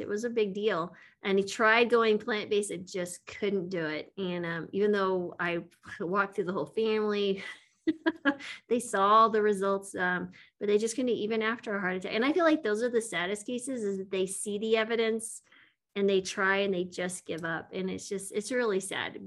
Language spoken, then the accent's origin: English; West Texas, Eastern New Mexico, United States; I grew up in Eastern New Mexico, West Texas.